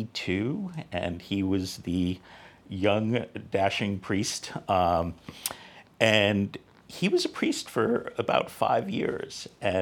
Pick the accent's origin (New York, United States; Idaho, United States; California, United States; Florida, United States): New York, United States; New York City; moved away; So I am actually Irish and Puerto Rican, and I grew up in Williamsburg, Brooklyn, before it was hipster central.